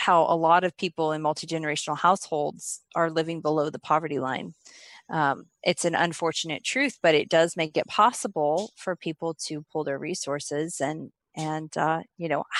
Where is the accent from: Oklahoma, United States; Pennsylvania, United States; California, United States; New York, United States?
Oklahoma, United States; moved away as an adult; I'm from Oklahoma